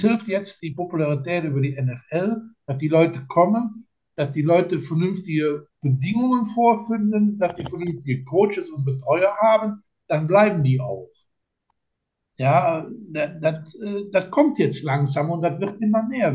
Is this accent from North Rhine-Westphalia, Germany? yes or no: no; Linz am Rhein, Rhineland-Palatinate, Germany; ich komme ja äh, aus Linz